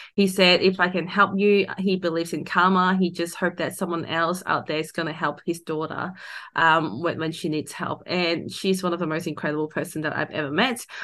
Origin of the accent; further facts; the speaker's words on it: Hong Kong; now in Australia; I grew up in Hong Kong.